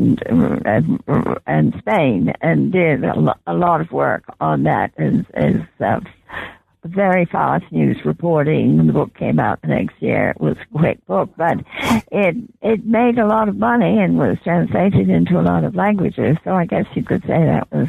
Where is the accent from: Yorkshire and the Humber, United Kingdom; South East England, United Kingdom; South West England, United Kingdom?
South West England, United Kingdom; Bath; moved away as an adult; also born or lived in Canada / Washington; I was born in England, as you probably know, and grew up in Bath in Somerset. And my parents and I emigrated to Canada when I was 18.